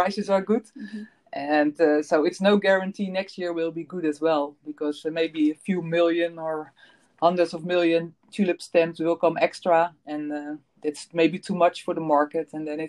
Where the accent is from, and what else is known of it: Netherlands; born or raised there